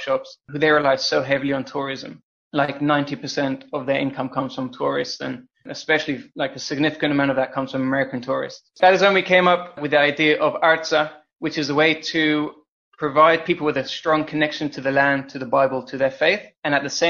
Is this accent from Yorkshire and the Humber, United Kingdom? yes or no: no; London, United Kingdom; moved away as an adult; now in Tel Aviv, Israel; So I'm originally from London, and I grew up in London, and my mother's Israeli, and I moved to Israel when I was 18 years old. Prior to that, I would travel about once or twice a year to Israel to visit my grandparents